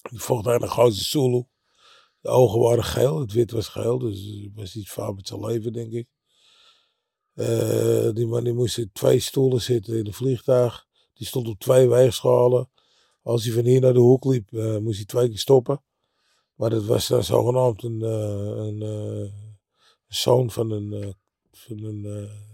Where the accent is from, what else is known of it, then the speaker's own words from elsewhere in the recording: Netherlands; Maar als hij tegen, weet ik van wat, vocht tegen Rudy Lubbers in Jakarta, daar vonden wij dat als Nederlanders leuk om te zien.